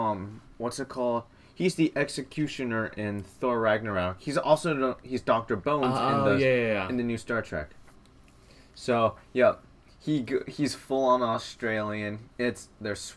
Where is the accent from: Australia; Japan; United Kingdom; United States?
Japan; Okinawa; I am Japanese, but specifically I'm Okinawan.